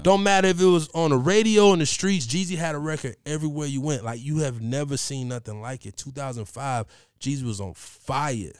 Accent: Columbus, Ohio, United States; I'm from Columbus

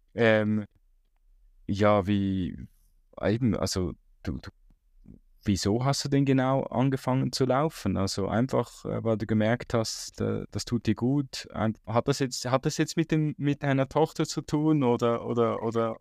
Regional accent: Switzerland; als Schweizer

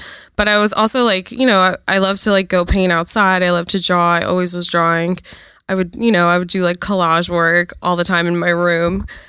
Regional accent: East Rutherford, New Jersey, United States; moved away as an adult; now in New York, United States; And we used to have houses in both countries. So growing up in New Jersey was kind of crazy because you get like the suburban life, but then you see like the city and the skyline.

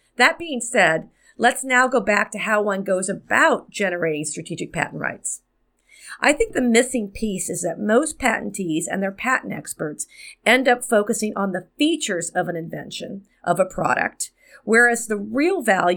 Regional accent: Miami, Florida, United States; my hometown of Miami

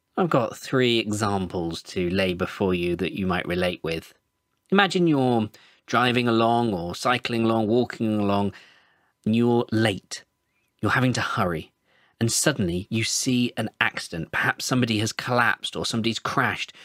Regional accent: Birmingham, West Midlands, United Kingdom; I'm from Birmingham in England. I'm involved with a church here called Word of Hands

